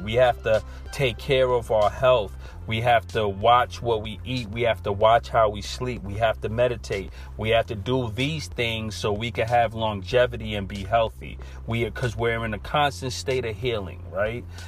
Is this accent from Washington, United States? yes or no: no; New York City, New York, United States; accent: New York; naturally I'm from Brooklyn and we all say earth